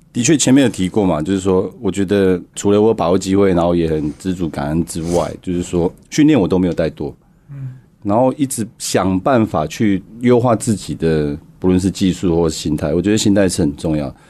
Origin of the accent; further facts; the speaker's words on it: Hualien, Hualien County, Taiwan; moved away; 我花莲出生，然后在那边长大，在那边打球